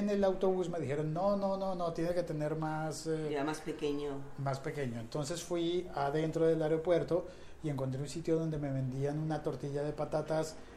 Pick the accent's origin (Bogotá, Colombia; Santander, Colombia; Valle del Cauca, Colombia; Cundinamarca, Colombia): Bogotá, Colombia; no, soy colombiano, soy de Bogotá